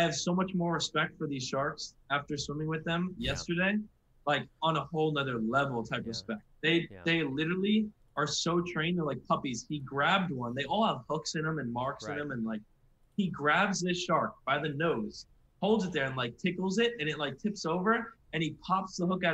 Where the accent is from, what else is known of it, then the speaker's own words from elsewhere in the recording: Jupiter, Florida, United States; also born or lived in Long Island, New York; I was born in New York, and then my dad actually got a job in West Palm, which is obviously where we live in Jupiter, Florida now